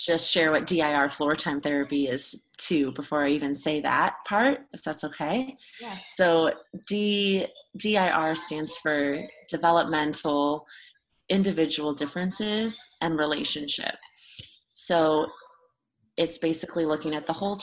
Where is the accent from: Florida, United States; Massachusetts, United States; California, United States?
California, United States; Burbank; also born or lived in Los Angeles, California; I live in Los Angeles, and I grew up in Burbank, California